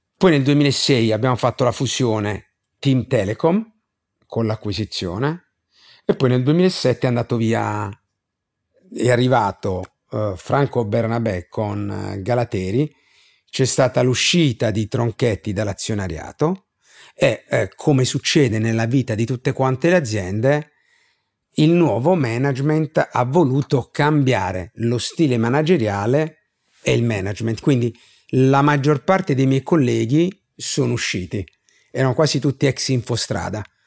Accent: Bari, Apulia, Italy; pur vivendo in una città, Bari

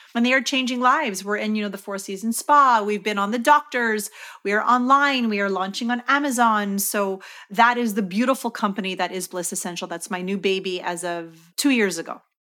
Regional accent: Canada; I'm from Canada

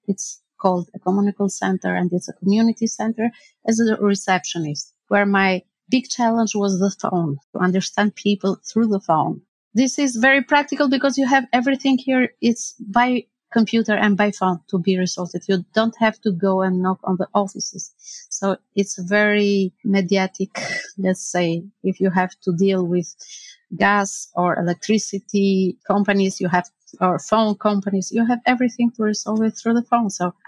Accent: Tirana, Albania; English is a second language; moved away as an adult; now in Skelmersdale, United Kingdom; I never moved from my country, and it was difficult to readapt it with a new life.

